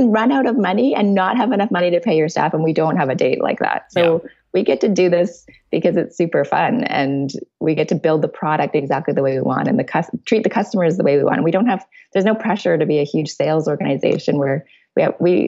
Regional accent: Canada; we're Canadian

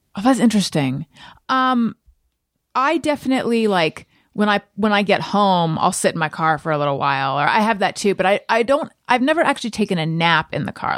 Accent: Northern California, United States; I was born in Northern California

